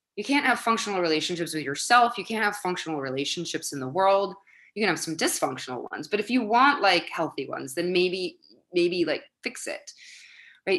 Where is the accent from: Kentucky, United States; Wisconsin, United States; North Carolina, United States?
Wisconsin, United States; Madison; moved away as an adult; now in New York City, United States; I grew up in Wisconsin where people were tall and blonde